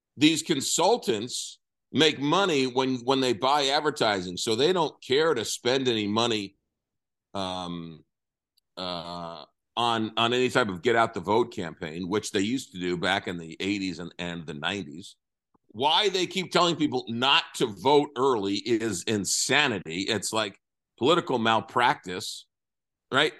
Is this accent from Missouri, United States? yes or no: no; New York, United States; growing up in New York